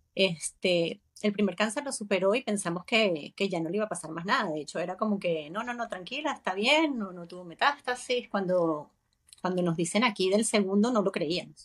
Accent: Venezuela; moved away as an adult; now in Spain; yo también soy venezolana

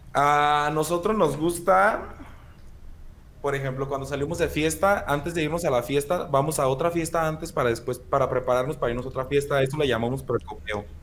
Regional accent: central Mexico, Mexico; hay muchas palabras muy distintas aquí como en el centro

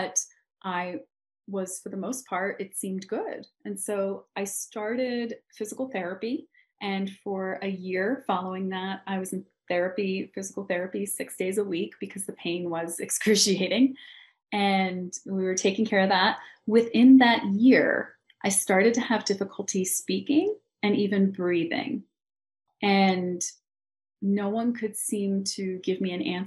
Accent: Philadelphia, Pennsylvania, United States; moved away as an adult; also born or lived in London / New York; now in Los Angeles, United States; I come from Philadelphia

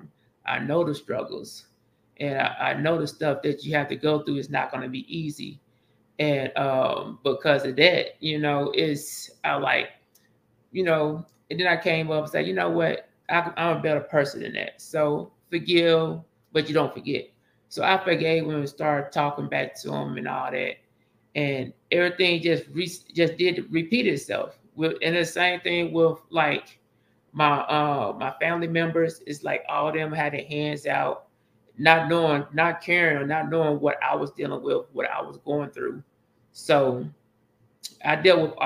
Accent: Pine Bluff, Arkansas, United States; moved away as an adult; I'm from Pine Bluff, Arkansas

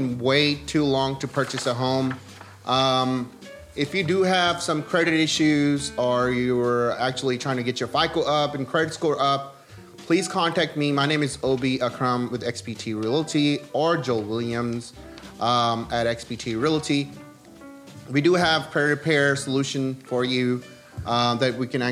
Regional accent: Karachi, Sindh, Pakistan; moved away; I'm originally from Pakistan

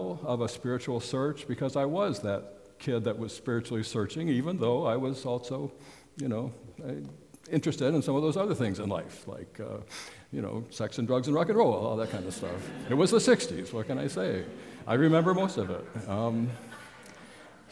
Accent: Montpelier, Vermont, United States; In my early childhood, growing up in Montpelier, we were part of the Methodist Church

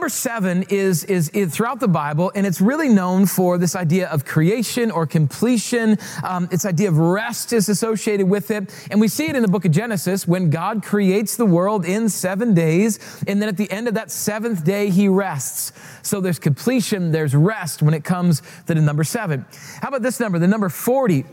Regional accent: Rapid City, South Dakota, United States; moved away; I grew up in Rapid City, South Dakota

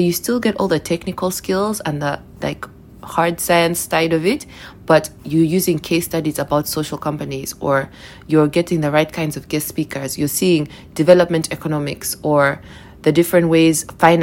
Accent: Uganda; moved away as an adult; also born or lived in England; I moved back to Uganda from England, where I'd done my undergrad

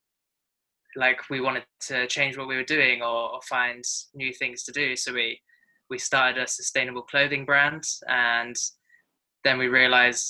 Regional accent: England, United Kingdom; also born or lived in New Zealand; now in Bali, Indonesia; I'm from England.

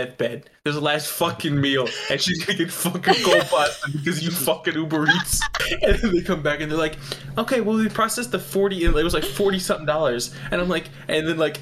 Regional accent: New York, United States; I'm from New York

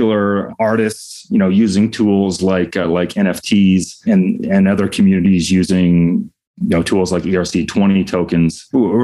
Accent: Denver, Colorado, United States; my hometown of Denver used to have two very strong newspapers

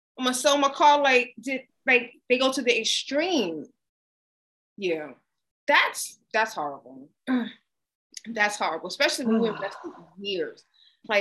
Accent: United States; I'm American

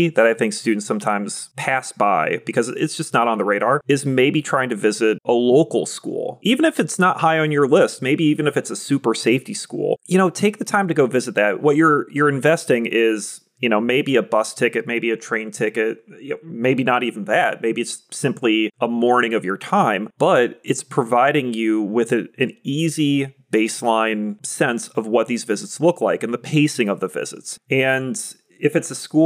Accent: Vermont, United States; moved away; I went to high school off Route 7

